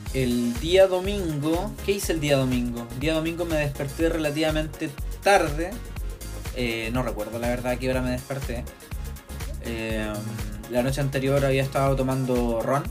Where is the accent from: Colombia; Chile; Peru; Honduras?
Chile; Viña del Mar, Valparaíso; soy de Viña del Mar